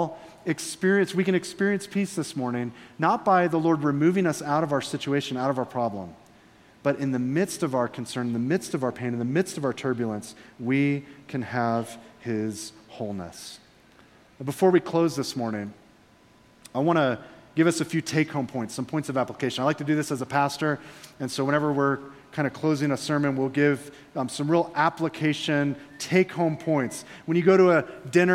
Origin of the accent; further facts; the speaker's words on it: Florida, United States; I'm from Florida.